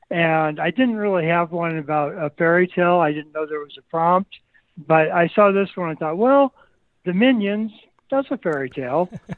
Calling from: Lincoln, Nebraska, United States; Lincoln, Nebraska.

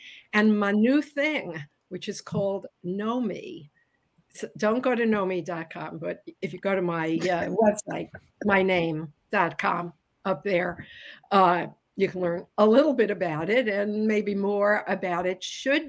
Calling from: Florida, United States; Calling in from sunny Florida

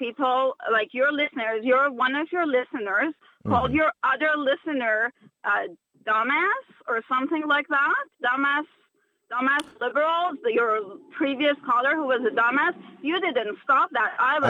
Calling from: Ottawa, Ontario, Canada; I'm actually driving from Ottawa to Cornwall, and I've been listening to you.

